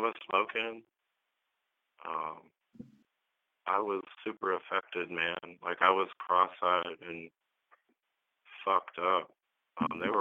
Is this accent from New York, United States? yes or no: no; Northeast Ohio, United States; also born or lived in Grand Rapids, Michigan / Springfield, Oregon; now in Eugene, United States; I was growing up in Ohio at the time. It's real dependent on what part of the state you're in there. I'm from Northeast Ohio.